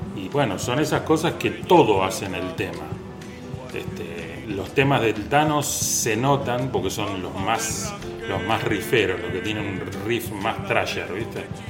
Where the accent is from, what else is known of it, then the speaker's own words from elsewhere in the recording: Tablada, Buenos Aires Province, Argentina; moved away; Yo soy de Tablada